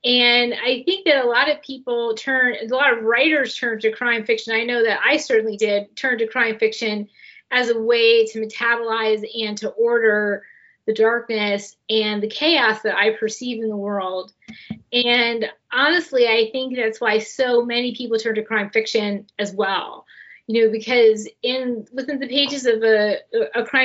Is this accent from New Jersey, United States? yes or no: yes; New Jersey, United States; the town where I grew up in New Jersey